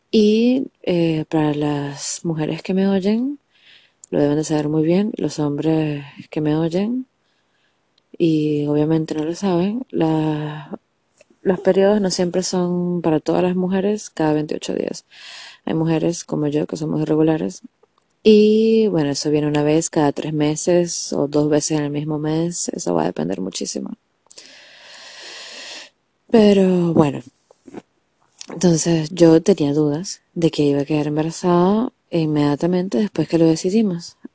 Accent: Venezuela; now in Argentina; sí, yo soy venezolana, pero vivo en Argentina, y en Argentina todo es al revés

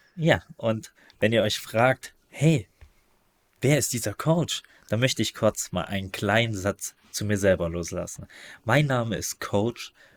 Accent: East Germany, Germany; als Ostdeutscher bin ich

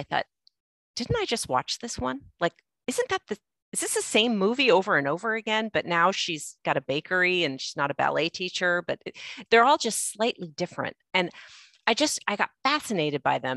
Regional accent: Los Angeles, California, United States; I grew up in Los Angeles

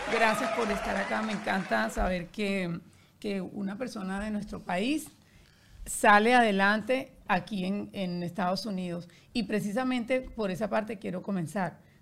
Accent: Barranquilla, Atlántico, Colombia; yo soy de Barranquilla

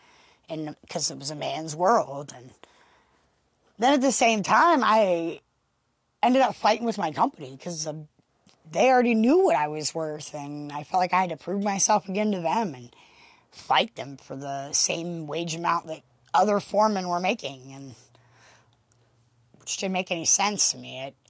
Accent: Pennsylvania, United States; You know, I come from Pennsylvania, actually. I had worked mostly in Maryland and been around the same people for the last 15, 20 years

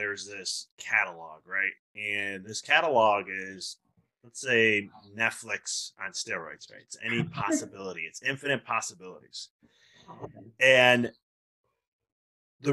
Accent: Chicago, Illinois, United States; moved away; I'm originally from Chicago

